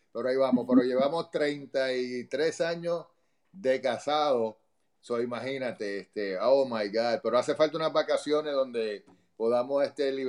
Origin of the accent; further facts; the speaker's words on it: Puerto Rico; Yo, soy boricua, soy. Yo necesito mi arroz, habichuela, con lo que sea.